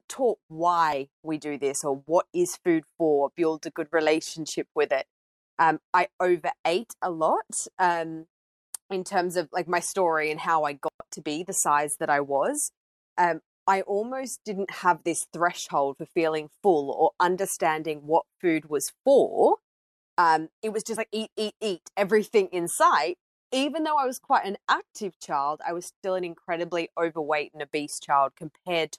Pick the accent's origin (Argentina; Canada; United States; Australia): Australia; I grew up in Australia and I grew up in quite an active lifestyle